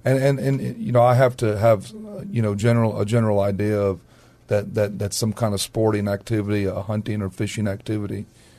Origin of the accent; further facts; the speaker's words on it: Castroville, Texas, United States; Well, when I was growing up in Castroville, Texas, there was a game warden.